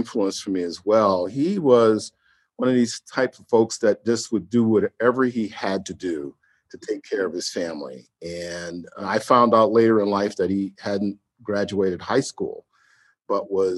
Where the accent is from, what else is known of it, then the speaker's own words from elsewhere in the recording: New York City, New York, United States; I grew up in Harlem in the late 60s and early 70s in the Grant Projects